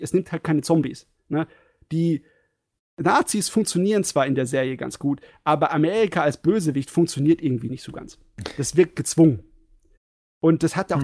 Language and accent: German; Germany; als Deutscher